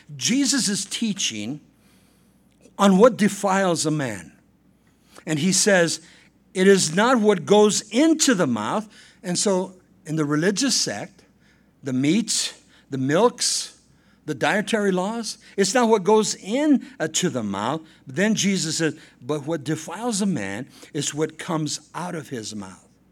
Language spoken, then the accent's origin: English; La Puente, California, United States; Saint Joseph's Catholic Church in, uh, La Puente, California, uh, I was baptized there. I made my communion there. I made my confirmation there